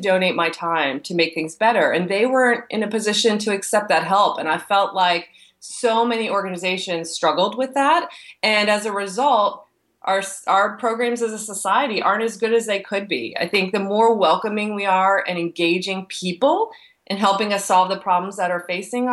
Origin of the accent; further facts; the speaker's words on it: East Coast, United States; moved away as an adult; also born or lived in Texas; I'm from the East Coast